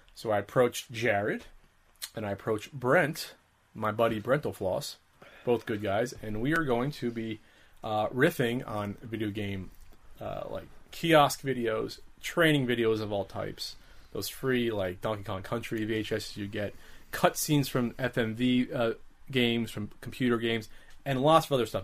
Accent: New Jersey, United States; now in California, United States; I'm used to growing up in Jersey, where everyone's Catholic

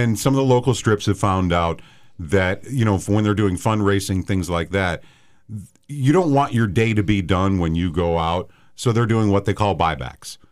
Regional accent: outside of Chicago, Illinois, United States; I grew up outside of Chicago

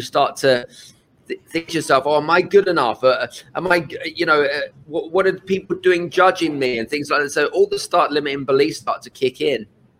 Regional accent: United Kingdom; We grew up, obviously, being British. I'm from the UK. We didn't really have a lot, if I'm honest with you, when we grew up.

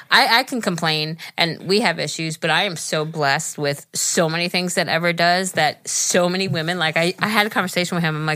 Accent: New Zealand; Hi, listen, Geri. I'm 16 and I'm from New Zealand.

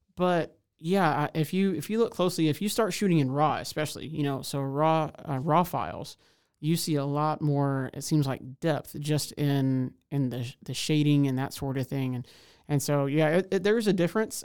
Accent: Houston, Texas, United States; now in Waco, United States; I'm originally from Houston, Texas, so much larger place

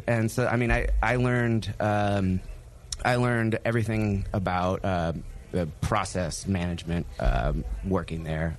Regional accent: Chico, California, United States; moved away; I grew up in Chico.

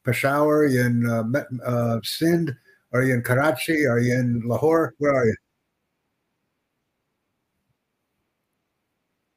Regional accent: United States; I'm from the United States

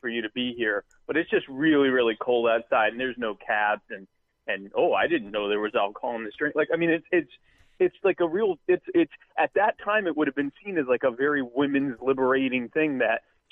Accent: the South, United States; I'm from the South

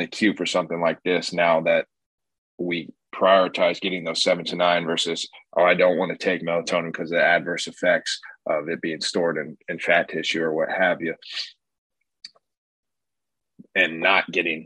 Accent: West Coast, United States; growing up on the West Coast

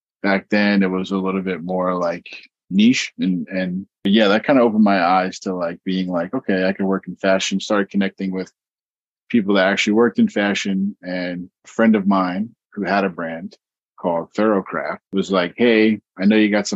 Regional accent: New Jersey, United States; I grew up in New Jersey

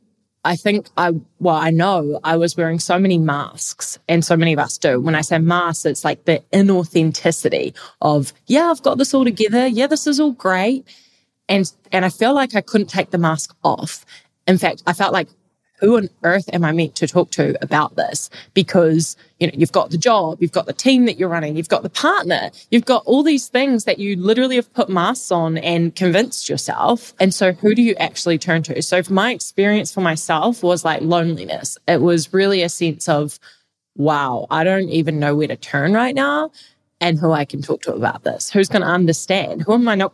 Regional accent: New Zealand; now in Lisbon, Portugal; I am actually from New Zealand. I'm a Kiwi right now.

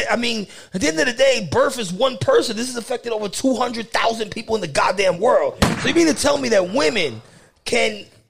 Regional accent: New York, United States; I'm a New Yorker my whole life, and I have not been in New York in 2 weeks.

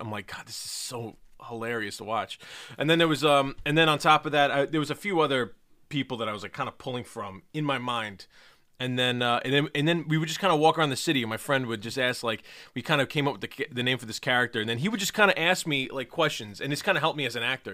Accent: New York City, New York, United States; I'm not from Brooklyn, I'm from Queens.

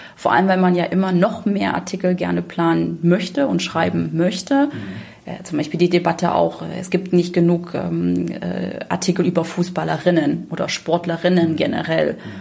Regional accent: Saxony, Germany; ich komme selber aus Sachsen

